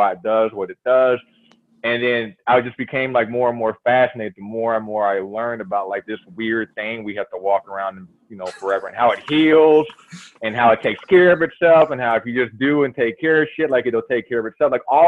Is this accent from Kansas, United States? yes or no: no; Louisville, Kentucky, United States; moved away as an adult; also born or lived in Minnesota; I'm originally from Louisville, Kentucky.